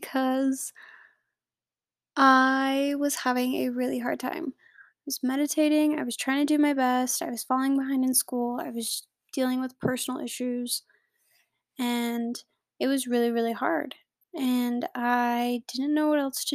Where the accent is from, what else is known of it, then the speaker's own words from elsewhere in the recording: United States; I am American